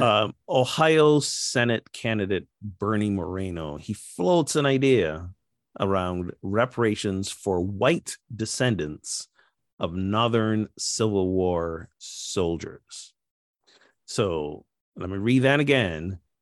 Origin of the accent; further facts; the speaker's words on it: Barbados; my home country of Barbados